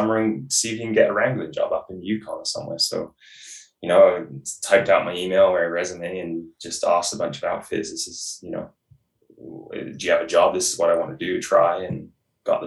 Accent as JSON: {"language": "English", "region": "England", "country": "United Kingdom", "moved": "yes", "lives_now": "British Columbia, Canada", "said": "I'm originally from England"}